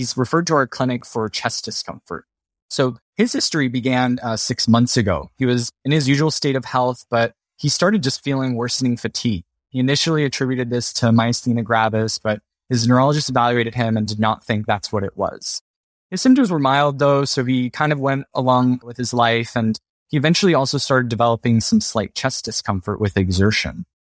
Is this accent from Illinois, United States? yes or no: no; Miami, Florida, United States; moved away as an adult; also born or lived in San Francisco, United States; now in San Diego, United States; I am originally from Miami, Florida.